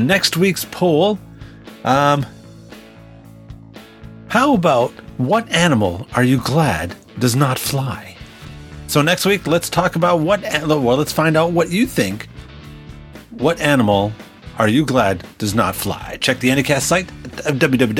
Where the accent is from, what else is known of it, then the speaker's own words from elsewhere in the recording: Canada; now in United States; I am a Canadian living and working in the U.S.